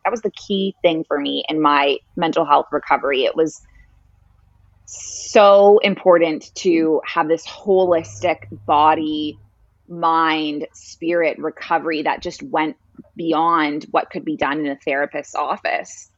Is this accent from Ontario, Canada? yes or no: yes; Toronto, Ontario, Canada; moved away as an adult; also born or lived in Middle East; now in Bali, Indonesia; I grew up in Toronto